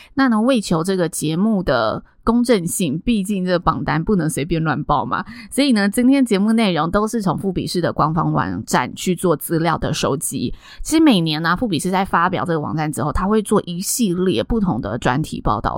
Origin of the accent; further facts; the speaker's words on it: Taiwan; 我们在台湾长大